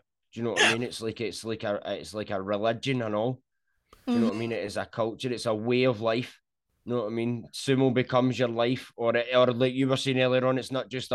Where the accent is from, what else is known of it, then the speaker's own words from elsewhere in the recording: Scotland, United Kingdom; accent: Scottish; I'm from Scotland